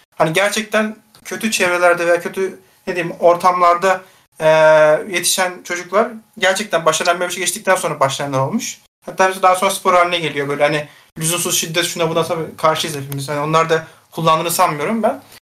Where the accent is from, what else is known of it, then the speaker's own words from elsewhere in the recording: Istanbul, Turkey; polis lojmanlarında büyüdüm ben. Daha sonra zaten Başakşehir'e geçtik